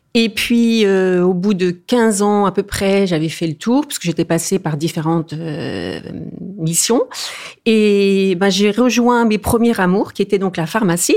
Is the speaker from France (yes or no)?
yes; eastern France, France; je suis originaire de l'est de la France